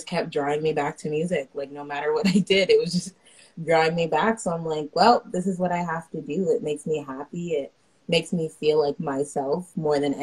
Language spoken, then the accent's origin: English; Pickering, Ontario, Canada; I am based out of Pickering. That's where I grew up. This is my home